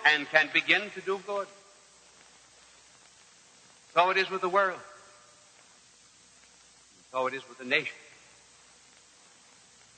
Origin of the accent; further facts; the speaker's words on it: United States; We as American people